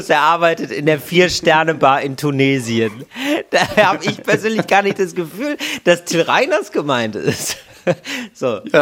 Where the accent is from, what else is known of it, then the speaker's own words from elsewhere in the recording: Wuppertal, North Rhine-Westphalia, Germany; Ich komme aus Wuppertal.